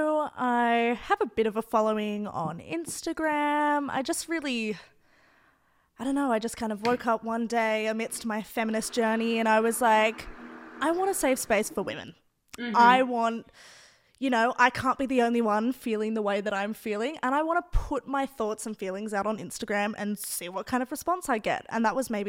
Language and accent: English; Sydney, New South Wales, Australia; first language English; I grew up in the Northern Beaches, super white